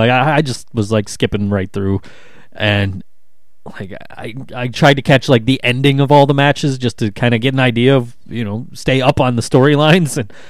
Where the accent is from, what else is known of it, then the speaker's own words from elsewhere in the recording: United States; here in my home country.